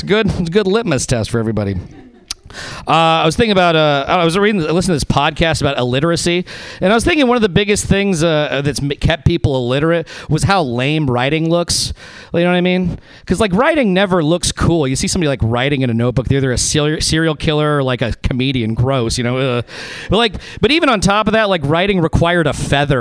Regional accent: Reno, Nevada, United States; moved away; I'm from Reno, Nevada, originally

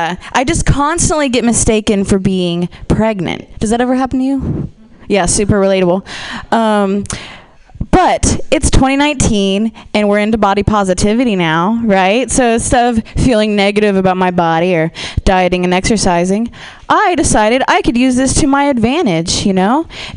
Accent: Ohio, United States; I am from the Midwest. I'm from Ohio.

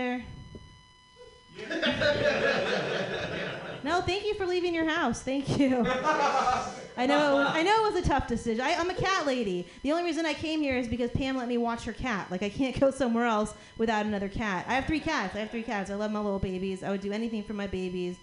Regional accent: New Orleans, Louisiana, United States; I come from New Orleans

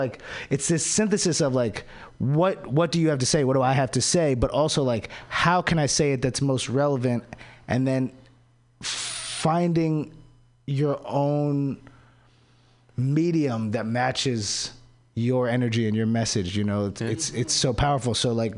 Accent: Maryland, United States; You know, when I went back home, because I'm from Maryland, from the DC area, dude, I could feel it.

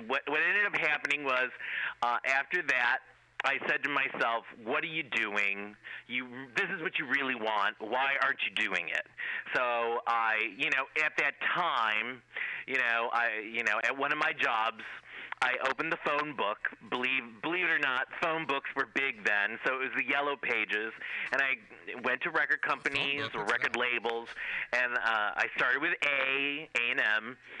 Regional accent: Cleveland, Ohio, United States; I went to school or to college in Ohio, where I'm originally from. I'm from Cleveland, Ohio, believe it or not, the rock and roll capital of the world

